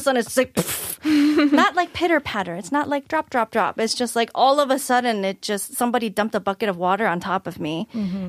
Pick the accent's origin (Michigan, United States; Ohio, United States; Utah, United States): Michigan, United States; I'm from Michigan, which is relatively colder.